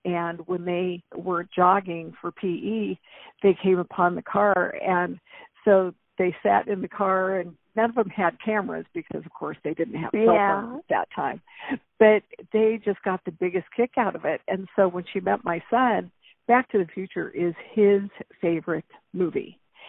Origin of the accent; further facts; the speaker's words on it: San Jose, California, United States; moved away as an adult; now in Fort Worth, United States; I was born and raised in San Jose, California, and I am a fifth-generation Californian. And my ancestors, my mom's side, were immigrant Italian and Portuguese, and then my dad's family came to California. He was from Kansas